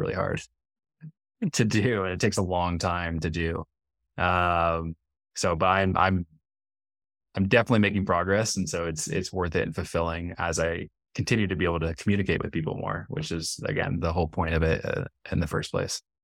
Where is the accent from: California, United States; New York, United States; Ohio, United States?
California, United States; San Jose; moved away as an adult; also born or lived in San Diego, California; now in Medellin, Colombia; I'm from California, I'm from San Jose, California, up in the Bay Area.